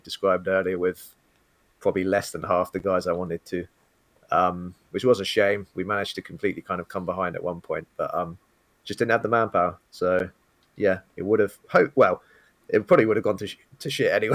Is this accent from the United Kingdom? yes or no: yes; United Kingdom; being British and my accent